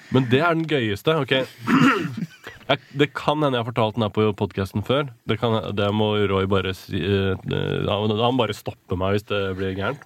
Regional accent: Norway; vi er fra Norway

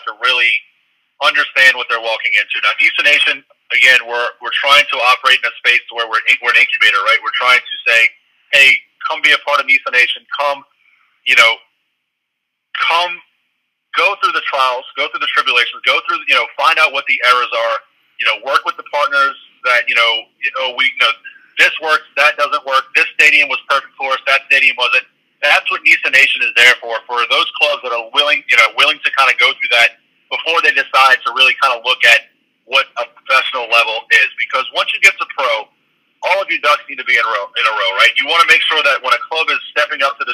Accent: New Orleans, Louisiana, United States; I'm from New Orleans

